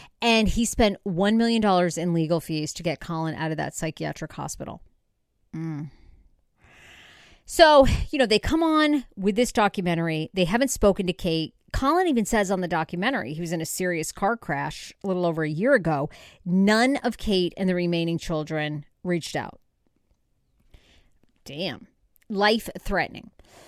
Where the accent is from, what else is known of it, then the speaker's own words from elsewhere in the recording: Wiscasset, Maine, United States; now in Los Angeles, United States; I grew up actually in Maine, Wiscasset, Maine. It's known for a famous lobster shack called Red's Eats.